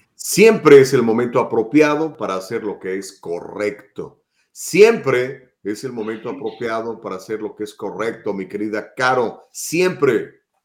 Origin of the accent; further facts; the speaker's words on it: United States; also born or lived in Mexico; como México americano o como ciudadano de Estados Unidos viviendo en este país